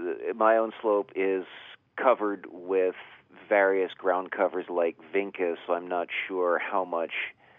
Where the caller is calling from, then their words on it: Blacksburg, Virginia, United States; I'm calling from Blacksburg, Virginia